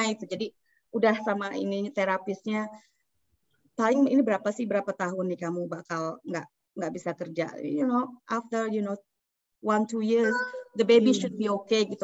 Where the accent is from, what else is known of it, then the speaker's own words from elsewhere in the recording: Indonesia; moved away; keluarga saya di Indonesia